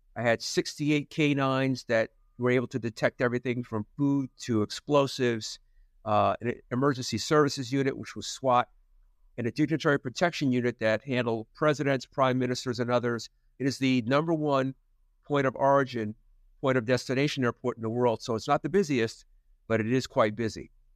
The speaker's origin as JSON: {"language": "English", "region": "New Jersey", "country": "United States", "tie": "born or raised there", "moved": "yes", "said": "where I grew up in New Jersey"}